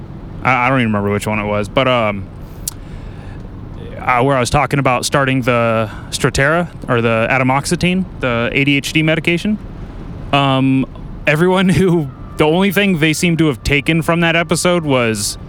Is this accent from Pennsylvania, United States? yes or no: no; Lompoc, California, United States; I'm from Lompoc